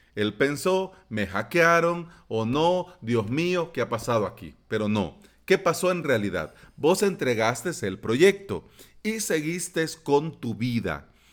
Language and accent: Spanish; El Salvador; aquí en mi país